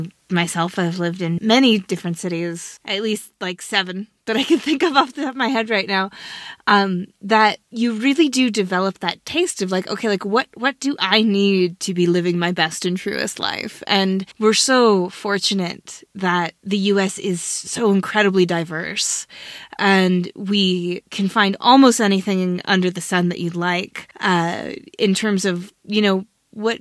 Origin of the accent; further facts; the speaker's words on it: Puget Sound, Washington, United States; I grew up on the Puget Sound